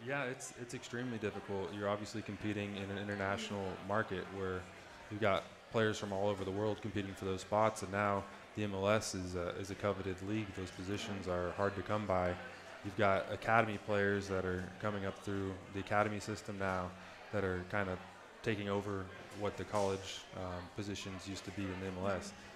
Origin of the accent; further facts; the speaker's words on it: Plano, Texas, United States; also born or lived in St. Louis, Missouri; I was born in St. Louis, Missouri, but I moved to Plano um, before I turned one